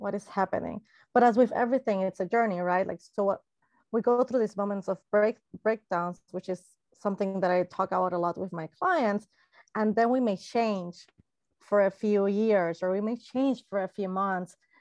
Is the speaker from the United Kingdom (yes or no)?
no; Puerto Rico; I am Latina from Puerto Rico, it's a lovely, lovely island in the Caribbean